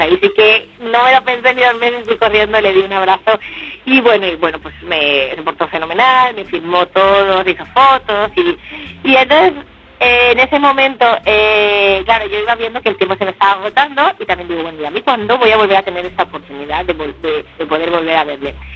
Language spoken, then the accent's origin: Spanish; Valencia, Valencian Community, Spain; also born or lived in Barcelona; en mi tierra, en donde tengo mis raíces y mi familia, que es en Valencia